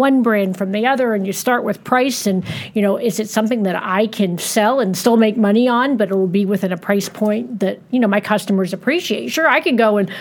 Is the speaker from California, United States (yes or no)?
no; Rochester, New York, United States; now in Dallas, United States; I grew up in Rochester